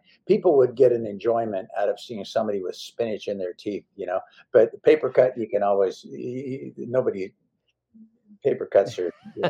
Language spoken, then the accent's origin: English; Oakland, California, United States; I was raised in Oakland.